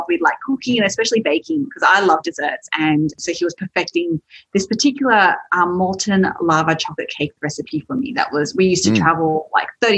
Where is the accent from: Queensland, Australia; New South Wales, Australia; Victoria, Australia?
New South Wales, Australia; Sydney; So you can probably tell from my accent, I am from Australia, from Sydney, and my parents were first migrants there